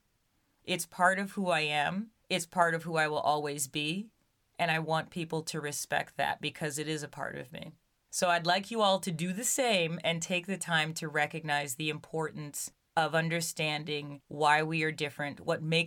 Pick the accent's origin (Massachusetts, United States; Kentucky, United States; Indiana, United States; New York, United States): New York, United States; Brooklyn; growing up in Brooklyn as a young Black girl